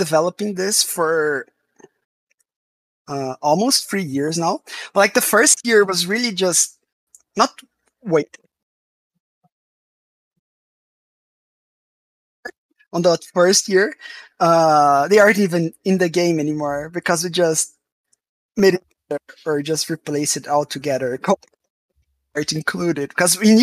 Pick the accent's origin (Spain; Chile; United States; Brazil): Brazil; I'm from Brazil